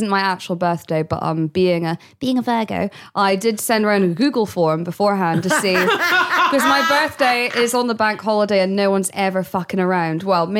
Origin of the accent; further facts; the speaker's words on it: Scotland, United Kingdom; accent: Scottish; That might be my Scottish accent. I do also get more Scottish when I'm drunk.